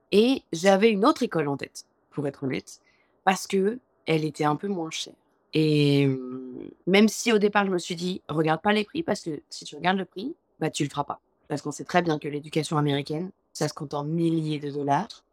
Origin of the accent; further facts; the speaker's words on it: France; moved away as an adult; now in New York, United States; je suis française